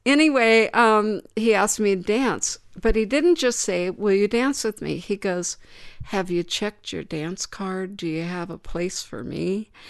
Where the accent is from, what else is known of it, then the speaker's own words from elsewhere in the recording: Danville, United States; my hometown, Danville